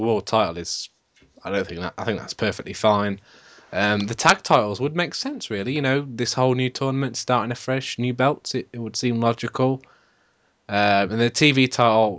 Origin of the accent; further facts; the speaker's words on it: United Kingdom; All British podcast